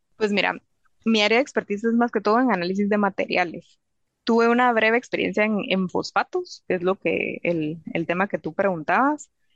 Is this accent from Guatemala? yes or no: yes; Guatemala; moved away as an adult; now in England, United Kingdom; en Guatemala usamos azúcar de caña